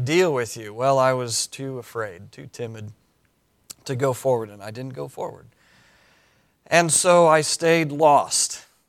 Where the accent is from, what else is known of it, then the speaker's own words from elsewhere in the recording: Cody, Wyoming, United States; moved away as an adult; I was born and raised in Cody, Wyoming